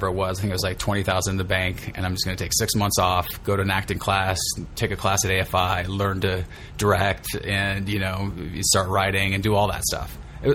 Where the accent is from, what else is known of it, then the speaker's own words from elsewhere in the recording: Stockton, California, United States; moved away; also born or lived in San Diego; I'm originally from Stockton, up by Sacramento. And I moved down to San Diego in 92